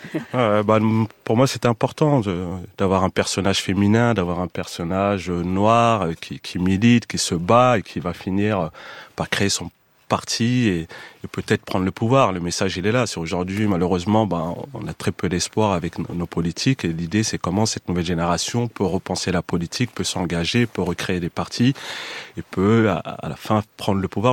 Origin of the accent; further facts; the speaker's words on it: Montfermeil, Île-de-France, France; J'ai grandi à Montfermeil, dans la cité des Bosquets